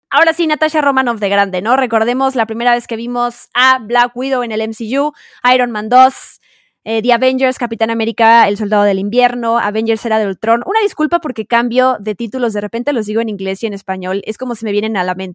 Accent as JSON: {"language": "Spanish", "country": "Mexico", "accent": "Mexican", "said": "Soy bilingüe con mi acento mexicano, orgullosamente mexicano, fíjense."}